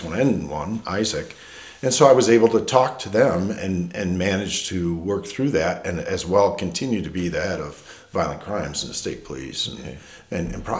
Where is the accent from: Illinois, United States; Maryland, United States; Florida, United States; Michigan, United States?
Michigan, United States; Detroit; now in Marshall, United States; I grew up in Detroit, you know, working there